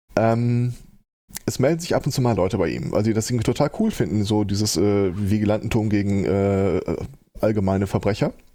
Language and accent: German; Hagen, North Rhine-Westphalia, Germany; moved away as an adult; now in Gelsenkirchen, Germany; meine Heimatstadt ist Hagen